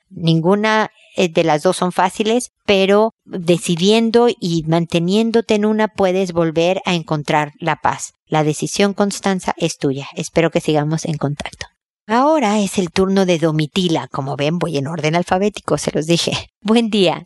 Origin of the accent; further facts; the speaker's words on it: Mexico; para mis hijos y para mí, como buenos mexicanos